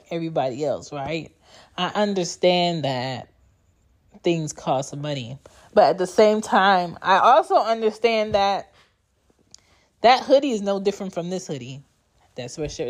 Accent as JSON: {"language": "English", "country": "Jamaica", "moved": "yes", "lives_now": "United States", "said": "I'm Jamaican"}